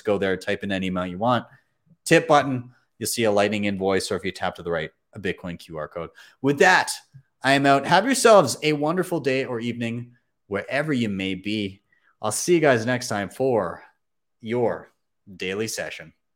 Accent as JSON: {"language": "English", "country": "Canada", "said": "I'm a Canadian"}